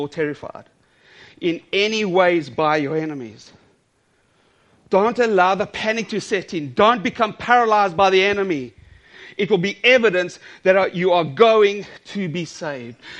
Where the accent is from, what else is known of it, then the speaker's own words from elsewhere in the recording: South Africa; I'm South African